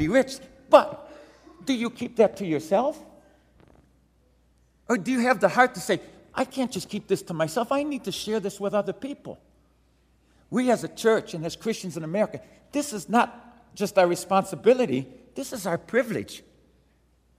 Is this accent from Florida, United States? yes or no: no; Detroit, Michigan, United States; Grew up in inner city Detroit